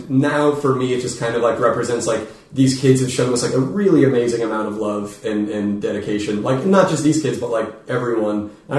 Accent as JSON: {"language": "English", "town": "Phoenix", "region": "Arizona", "country": "United States", "tie": "born or raised there", "said": "We were in Phoenix, my hometown"}